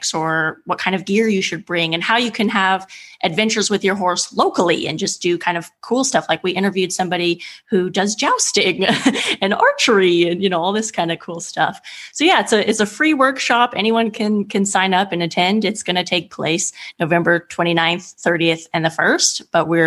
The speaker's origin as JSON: {"language": "English", "region": "California", "country": "United States", "also_born_or_lived": "Eastern Germany / England", "moved": "yes", "lives_now": "Italy", "said": "I'm from California originally."}